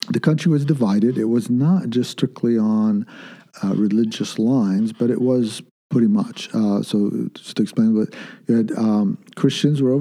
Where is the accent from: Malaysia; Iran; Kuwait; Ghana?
Kuwait; born there; My, both my parents are Lebanese. I was born in Kuwait